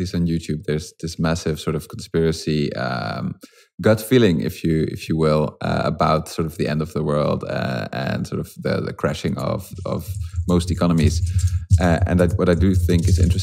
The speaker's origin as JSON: {"language": "English", "country": "Netherlands", "said": "I'm from the Netherlands myself"}